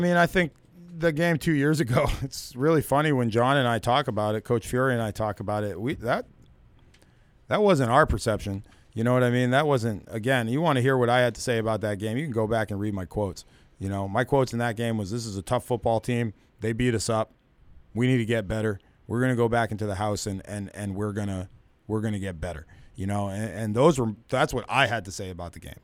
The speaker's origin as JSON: {"language": "English", "country": "United States", "said": "as an American"}